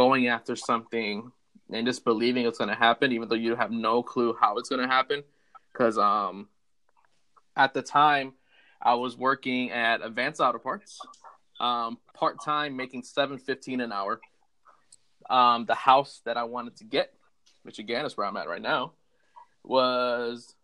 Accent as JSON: {"language": "English", "country": "Puerto Rico", "tie": "born or raised there", "also_born_or_lived": "Chicago, United States", "moved": "as an adult", "lives_now": "Florida, United States", "said": "Moved to Puerto Rico when I was 4 years old and lived there till I was just turning 22 years old."}